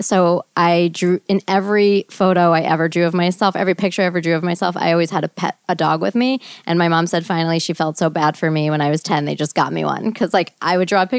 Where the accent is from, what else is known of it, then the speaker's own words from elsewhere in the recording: New Jersey, United States; I'm from New Jersey